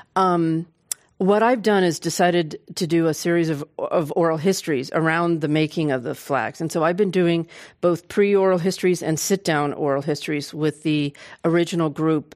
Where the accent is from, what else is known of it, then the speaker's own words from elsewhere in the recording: Oakland, California, United States; I was born and raised in Oakland